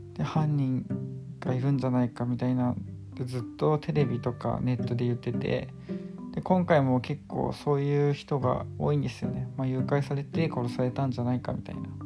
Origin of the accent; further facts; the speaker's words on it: Chiba, Japan; 私の地元千葉なんですけど